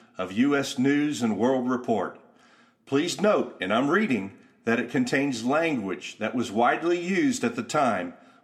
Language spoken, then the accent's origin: English; Youngstown, Ohio, United States; I remember being a kid growing up in Youngstown, Ohio